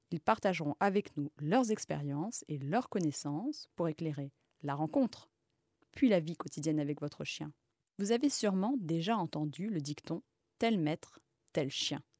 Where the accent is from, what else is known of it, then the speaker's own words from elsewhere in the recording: Egypt; moved away as an adult; also born or lived in Mali; now in Paris, France; J'ai passé mon enfance en Égypte et au Mali, entourée d'animaux sauvages, comme un chacal doré, des renards, des faucons. Je suis rentrée en France pour mes études